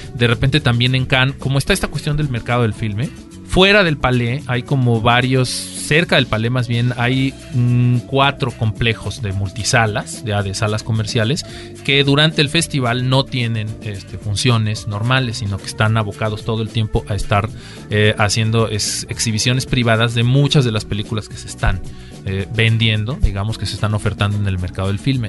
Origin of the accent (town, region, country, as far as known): Mexico